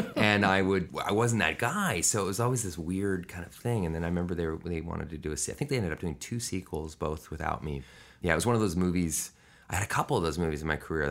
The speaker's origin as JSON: {"language": "English", "town": "Vancouver", "region": "British Columbia", "country": "Canada", "tie": "born or raised there", "said": "I was born in Vancouver, British Columbia, Canada"}